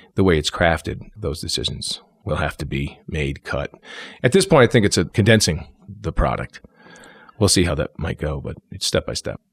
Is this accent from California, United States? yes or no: no; New York, United States; moved away; also born or lived in New Orleans; growing up in New York